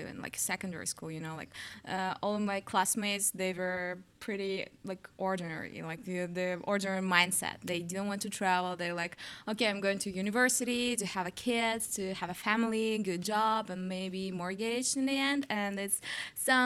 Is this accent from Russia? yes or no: yes; Siberia, Russia; English is a second language; moved away as an adult; now in Vietnam; I'm from Russia, from really, really small Siberian town